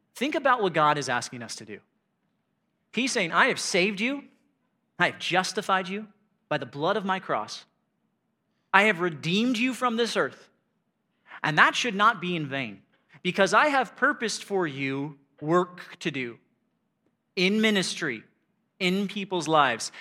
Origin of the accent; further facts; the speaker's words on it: United States; I'm an American